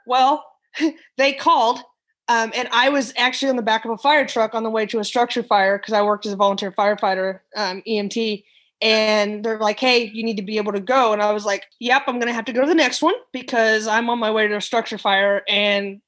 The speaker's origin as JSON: {"language": "English", "region": "Missouri", "country": "United States", "also_born_or_lived": "Texas", "moved": "as an adult", "lives_now": "Florida, United States", "said": "I am actually from Missouri and I'm a transplant into Florida"}